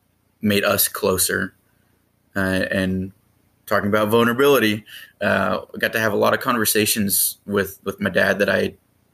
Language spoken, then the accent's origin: English; Sacramento, California, United States; That's correct. I went to Christian Brothers High School for people from the area, around the area that are familiar with the schools here.